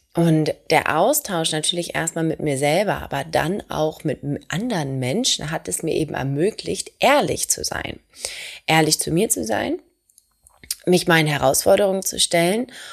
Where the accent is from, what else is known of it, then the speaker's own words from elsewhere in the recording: Hamburg, Germany; Ich komme aus Hamburg